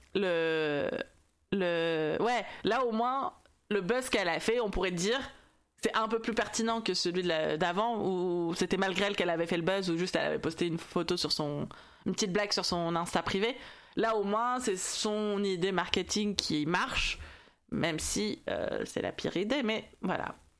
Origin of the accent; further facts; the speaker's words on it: France; je suis française